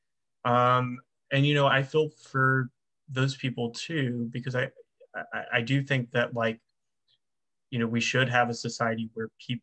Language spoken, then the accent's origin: English; the South, United States; I'm from the South